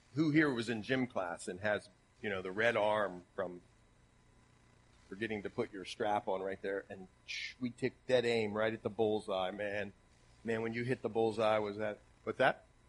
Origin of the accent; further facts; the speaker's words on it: Ohio, United States; accent: Ohio; My Ohio accent